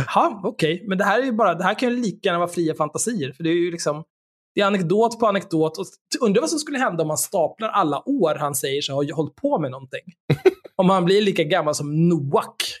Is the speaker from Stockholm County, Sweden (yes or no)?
yes; Stockholm, Stockholm County, Sweden; Jag är uppvuxen på Söder, där Eriksdalsbadet ligger